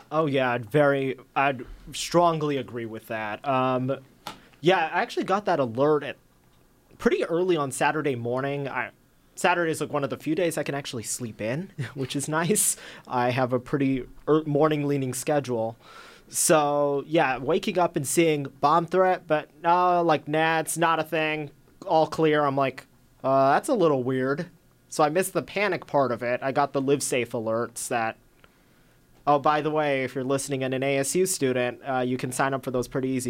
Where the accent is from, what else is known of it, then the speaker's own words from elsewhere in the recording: Surprise, Arizona, United States; I'm from Surprise, a little further than Ethan.